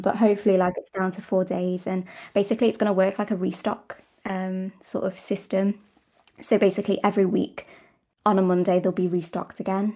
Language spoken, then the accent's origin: English; United Kingdom; I'm British